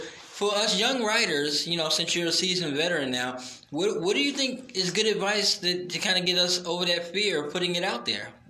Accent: Brooklyn, New York, United States; I was a small kid growing up in Brooklyn. I needed something other than just run.

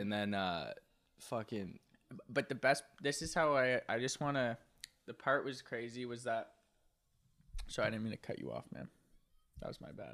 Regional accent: Nova Scotia, Canada; I'm from Nova Scotia

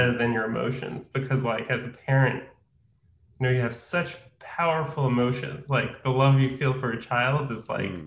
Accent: a suburb north of Manhattan, New York, United States; I grew up in Muncie, New York, which is a suburb north of Manhattan

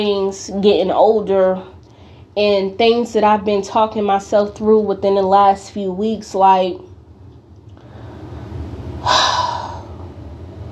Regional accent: Newark, New Jersey, United States; growing up in Newark

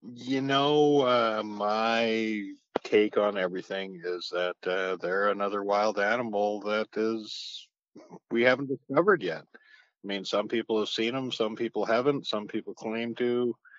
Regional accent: Kamloops, British Columbia, Canada; I grew up around Kamloops in the area

